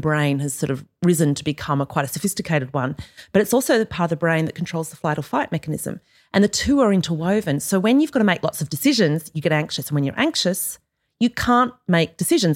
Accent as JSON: {"language": "English", "country": "Australia", "moved": "yes", "said": "I'm clearly Australian"}